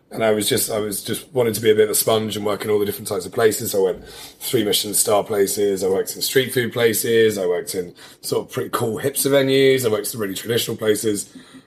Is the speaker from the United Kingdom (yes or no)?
yes; United Kingdom; I grew up just outside London in a small village